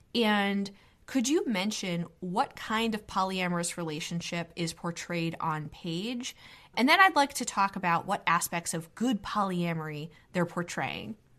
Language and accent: English; Northeast, United States; as a millennial American woman growing up in the Northeast in middle class